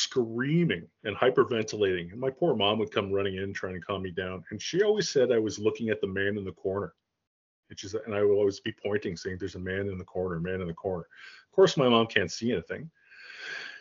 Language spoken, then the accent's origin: English; Toronto, Ontario, Canada; also born or lived in Caledon East; I grew up, I was born in Toronto. actually Rexdale, which is like a suburb of Toronto